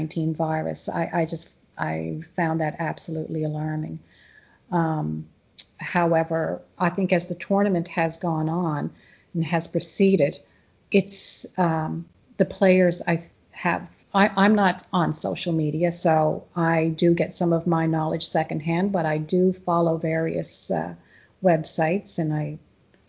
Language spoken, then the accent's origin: English; Canada; As Canadians, we often love to, or as a Canadian, you know, we love to travel south for the warmer weather